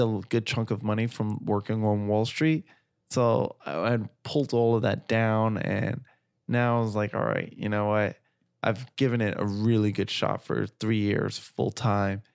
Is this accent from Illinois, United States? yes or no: no; New York City, New York, United States; growing up in Flatbush, Brooklyn